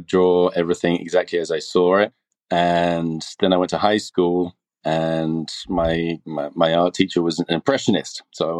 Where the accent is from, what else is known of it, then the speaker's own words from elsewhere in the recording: England, United Kingdom; now in United States; Originally from England.